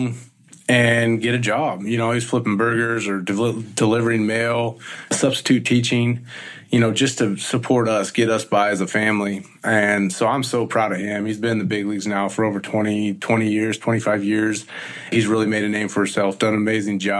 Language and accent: English; Visalia, California, United States; born and raised in Central Valley, California, in Visalia, in Tulare County